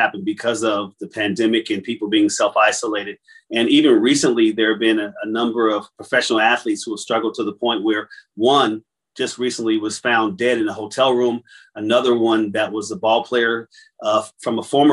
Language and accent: English; Trenton, New Jersey, United States; I'm originally from Trenton, New Jersey, if anybody knows where that is